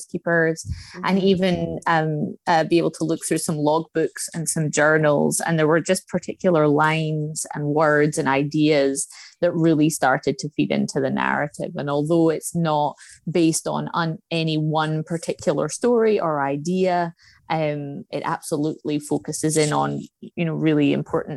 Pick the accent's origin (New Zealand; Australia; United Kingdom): United Kingdom; Scotland; moved away; I'm originally from Scotland.